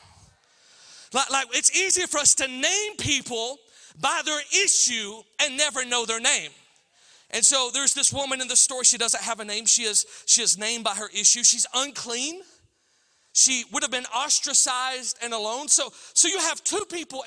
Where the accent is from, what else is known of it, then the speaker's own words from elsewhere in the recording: Alabama, United States; I'm from Alabama